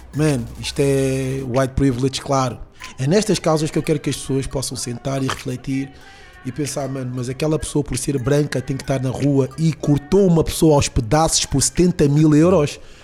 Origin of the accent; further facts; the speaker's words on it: Lisbon, Portugal; also born or lived in Peniche; Eu cresci ali no Conde Redondo